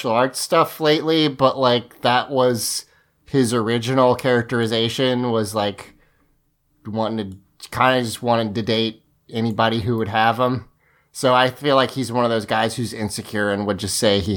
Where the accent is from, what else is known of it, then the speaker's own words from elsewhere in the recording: near the Outer Banks, North Carolina, United States; I grew up near the Outer Banks where it's like huge in North Carolina beach.